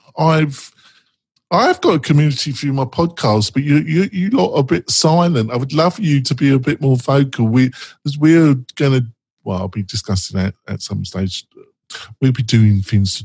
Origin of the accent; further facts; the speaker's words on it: England, United Kingdom; I'm English